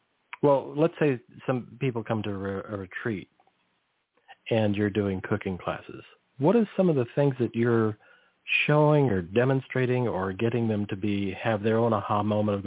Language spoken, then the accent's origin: English; near the Salinas Valley, California, United States; I grew up near the Salinas Valley